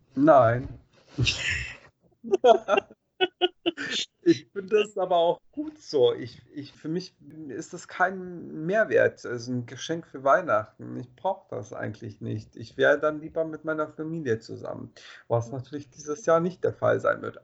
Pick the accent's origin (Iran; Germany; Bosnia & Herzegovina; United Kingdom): Bosnia & Herzegovina; moved away; ich bin ja in Bosnien aufgewachsen